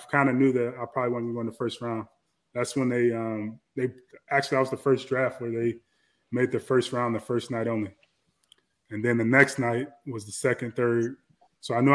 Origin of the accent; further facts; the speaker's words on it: Chicago, Illinois, United States; moved away; we're from Chicago